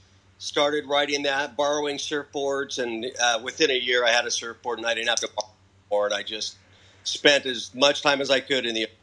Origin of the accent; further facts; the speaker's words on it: Oceanside, California, United States; also born or lived in Vista, California / Carlsbad, California; Well, lived in the North County, San Diego area my whole life. So growing up in Vista, Oceanside, now in Carlsbad.